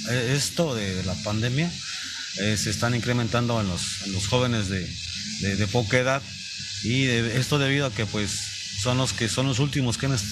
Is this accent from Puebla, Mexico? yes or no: no; Tecomán, Colima, Mexico; desafortunadamente no soy de aquí, venimos de Tecomán, entonces no, no, no estoy enterado de la situación.